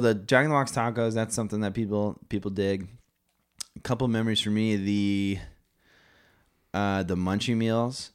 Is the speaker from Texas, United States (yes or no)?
no; Las Vegas, Nevada, United States; moved away; also born or lived in Visalia, California; growing up in Vegas, there was always a cadence there when I was younger.